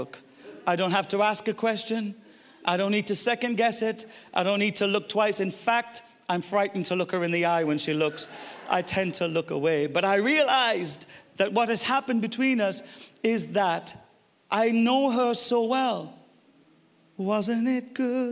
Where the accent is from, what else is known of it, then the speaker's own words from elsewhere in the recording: Ireland; I'm Irish